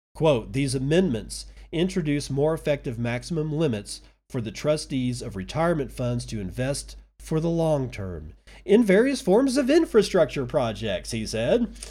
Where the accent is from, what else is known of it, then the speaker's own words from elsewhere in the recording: United States; As an American citizen